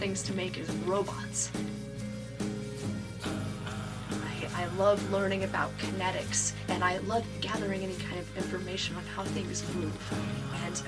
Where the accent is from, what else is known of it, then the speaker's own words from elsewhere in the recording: Ouray, Colorado, United States; also born or lived in California; I am from Ouray, Colorado